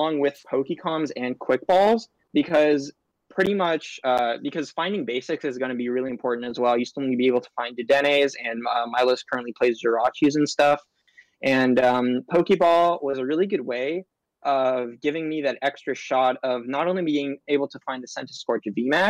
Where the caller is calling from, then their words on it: Long Beach, California, United States; I'm calling from my room in Long Beach, California.